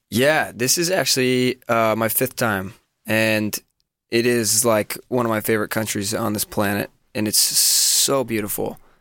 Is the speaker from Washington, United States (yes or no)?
yes; Washington, United States; I grew up in Washington state, kind of the northern part of the state